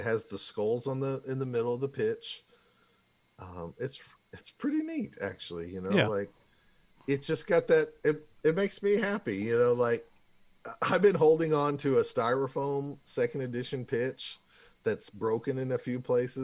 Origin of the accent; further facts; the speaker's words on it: United States; I'm from America